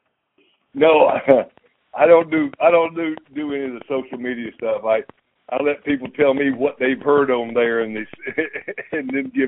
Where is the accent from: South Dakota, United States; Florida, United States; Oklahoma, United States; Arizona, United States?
Florida, United States; Monticello; moved away as an adult; also born or lived in Los Angeles, California; I'm from Monticello, Florida